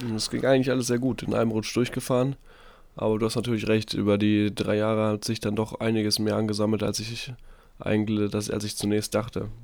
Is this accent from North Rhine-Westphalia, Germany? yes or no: yes; North Rhine-Westphalia, Germany; moved away as an adult; also born or lived in Munich; Ich bin jetzt wieder in unserem schönen Elternhaus.